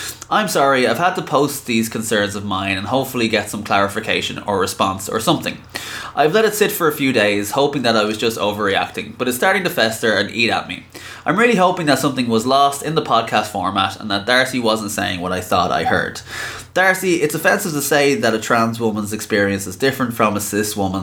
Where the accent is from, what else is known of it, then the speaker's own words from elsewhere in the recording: Ireland; I am from Ireland, born and raised